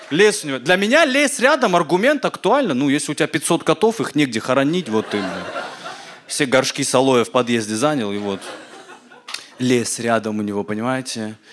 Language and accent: Russian; Caucasus, Russia; Ну, вы сами понимаете, ну, я с Кавказа, да, ну, типа, у нас такие традиции, там, уважать старших, рождаться с их лицами